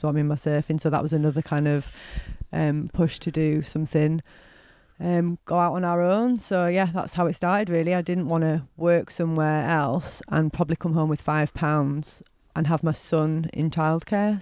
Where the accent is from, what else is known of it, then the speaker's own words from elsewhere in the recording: Bradford, Yorkshire and the Humber, United Kingdom; I'm from Bradford